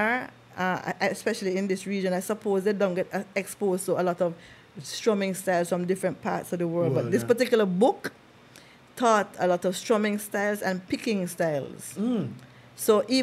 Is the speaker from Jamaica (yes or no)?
yes; Jamaica; I was born in Jamaica